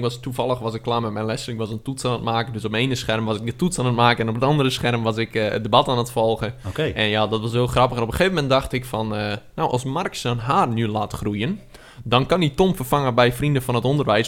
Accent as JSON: {"language": "Dutch", "region": "Friesland", "country": "Netherlands", "said": "Ik ben een Fries"}